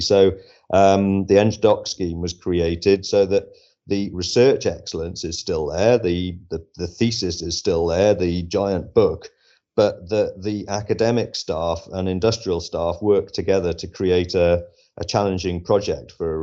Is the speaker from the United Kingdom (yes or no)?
yes; West Wales, United Kingdom; I'm actually from West Wales originally.